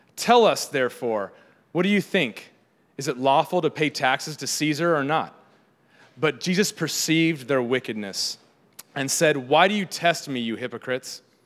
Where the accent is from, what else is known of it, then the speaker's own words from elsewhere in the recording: San Diego, California, United States; I grew up in San Diego where there's, uh, lots of tide pools